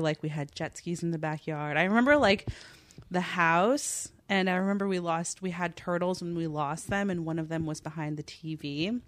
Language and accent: English; Los Angeles, California, United States; also born or lived in Fontana; I was born in L